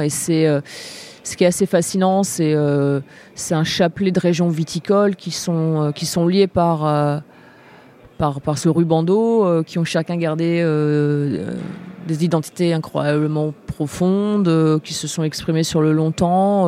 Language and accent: French; Angers, Pays de la Loire, France; moved away; also born or lived in Nantes / La Rochelle; j'ai eu la chance de grandir à Angers. Principalement, j'ai un peu vécu à Nantes et je suis née à La Rochelle